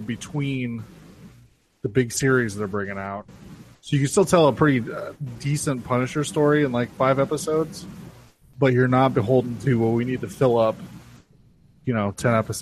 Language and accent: English; United States; Our American citizenship.